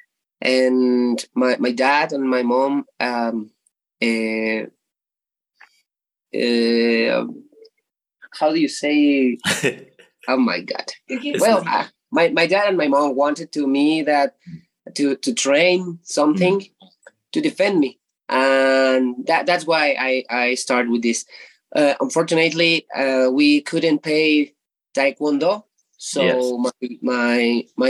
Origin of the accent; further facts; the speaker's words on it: Ecatepec, State of Mexico, Mexico; I am from Ecatepec in Mexico State.